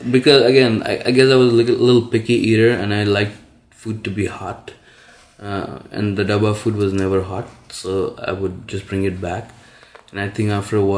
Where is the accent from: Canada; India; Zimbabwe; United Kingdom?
India; Muzaffarpur, Bihar; moved away as an adult; also born or lived in Lansing, Michigan; now in United States; growing up in Bihar, like Muzaffarpur